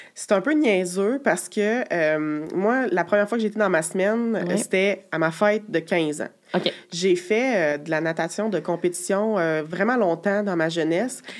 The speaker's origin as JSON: {"language": "French", "town": "Quebec City", "region": "Quebec", "country": "Canada", "said": "j'ai 32 ans, je viens de Québec"}